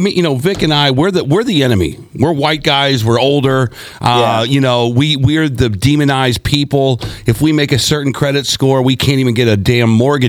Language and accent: English; Seattle, Washington, United States; moved away; I'm from Seattle